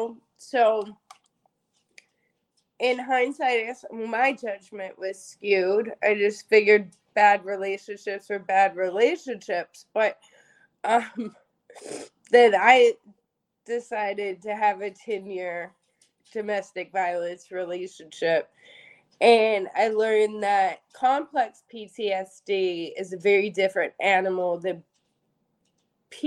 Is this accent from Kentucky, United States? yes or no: yes; Kentucky, United States; accent: Southern; moved away; I'm originally from Kentucky, so sometimes my Southern side comes out.